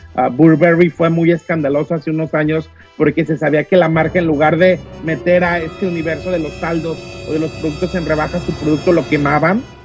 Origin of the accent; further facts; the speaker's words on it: Mexico; como mexicanos